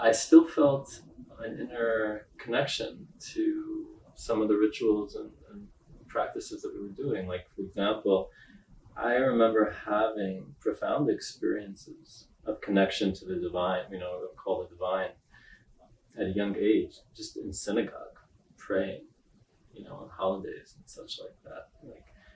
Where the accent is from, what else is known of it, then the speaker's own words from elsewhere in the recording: New York City, New York, United States; also born or lived in Israel; I was born in Israel, but I grew up in Brooklyn, New York